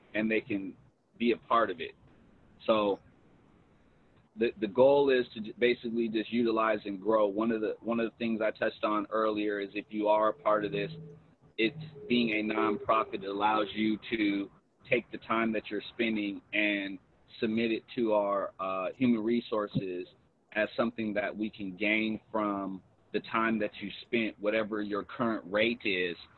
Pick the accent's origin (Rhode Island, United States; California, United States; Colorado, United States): California, United States; Los Angeles; I'm originally from South Central Los Angeles, they calling it South L.A. now